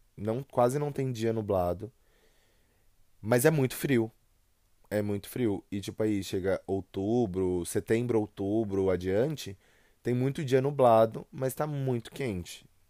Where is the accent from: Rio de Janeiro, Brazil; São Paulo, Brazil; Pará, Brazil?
São Paulo, Brazil; accent: paulista; Eu sou de São Paulo. Né? Eu sou do estado de São Paulo, moro na região metropolitana